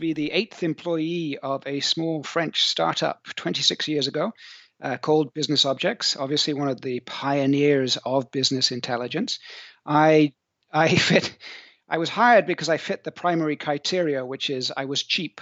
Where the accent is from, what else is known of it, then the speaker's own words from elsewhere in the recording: South Coast of England, United Kingdom; moved away as an adult; also born or lived in Bristol / New Zealand / Silicon Valley; now in France; I'm English. I'm from the, uh, tropical part of the U K, down there on the sunny South Coast. Um, I grew up near the beach